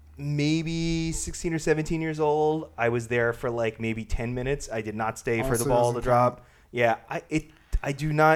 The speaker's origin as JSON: {"language": "English", "area": "Long Island", "region": "New York", "country": "United States", "tie": "born or raised there", "also_born_or_lived": "Manhattan, New York", "said": "I grew up on Long Island"}